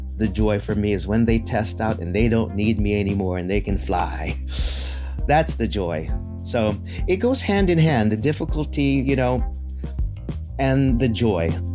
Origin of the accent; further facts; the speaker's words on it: Philippines; we're Filipino, and they refer to me as Ninong